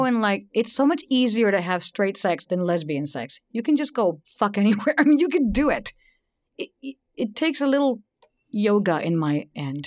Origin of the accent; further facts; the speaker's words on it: Texas, United States; I grew up in Texas